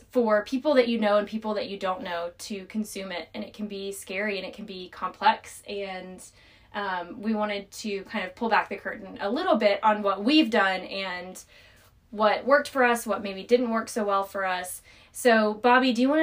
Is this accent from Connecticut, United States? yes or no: no; North Carolina, United States; moved away; I am a 27-year-old raised in North Carolina, lived all over the United States